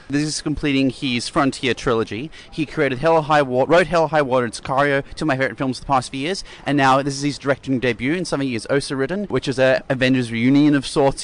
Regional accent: Sydney, New South Wales, Australia; we're from Sydney

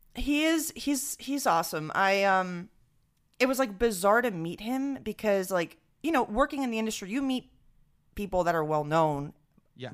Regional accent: Venezuela; now in New York, United States; growing up in Venezuela

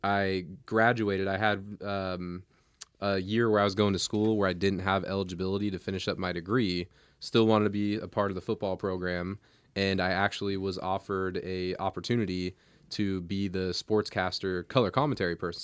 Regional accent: Portland, Oregon, United States; I'm born and raised in Portland.

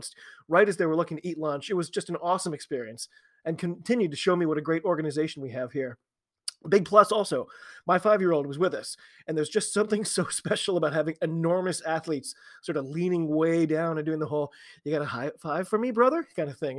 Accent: United States; I'm an American rugby fan

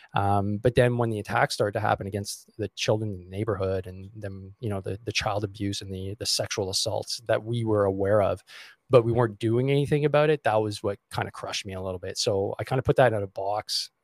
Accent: Montreal, Quebec, Canada; I grew up in uh, Montreal. I still am in Montreal

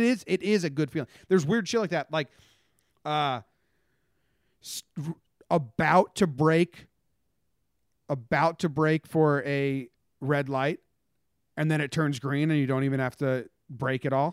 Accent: Teaneck, New Jersey, United States; I was born in Teaneck

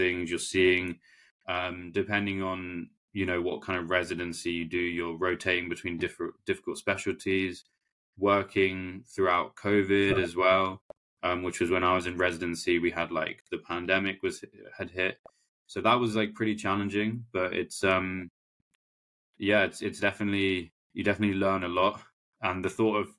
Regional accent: London, United Kingdom; I'm a Londoner, so I'm used to the city life.

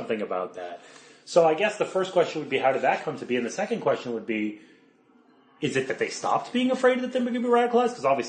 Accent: Canada; I'm Canadian

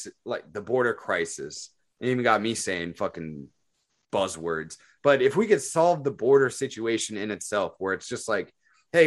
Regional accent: Phoenix, Arizona, United States; I grew up in Phoenix, Arizona

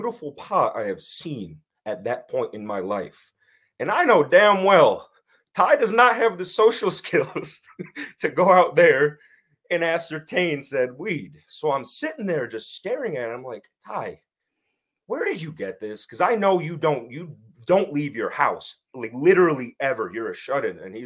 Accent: Winsted, Connecticut, United States; I grew up in a small town called Winsted, Connecticut

